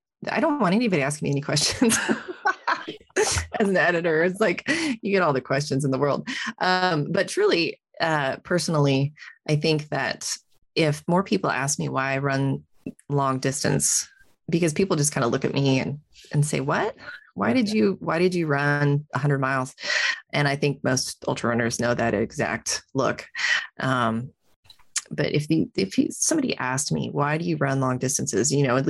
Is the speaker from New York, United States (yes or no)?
no; Salem, Oregon, United States; also born or lived in Montana; now in Bend, United States; I grew up in Salem. I made a quick stop in Montana for college and then I came back to Bend. So Salem is in the Willamette Valley, which is lush and green and all things rain.